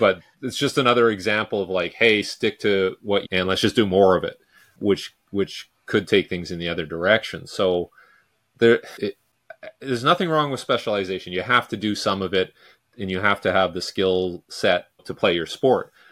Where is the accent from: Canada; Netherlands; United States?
Canada; Vancouver, British Columbia; I'm from Vancouver, British Columbia